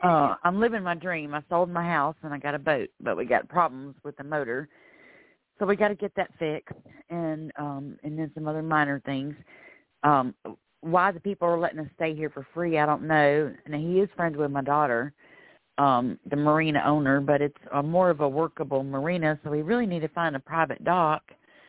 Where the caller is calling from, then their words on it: Florida, United States; I'm calling from Florida.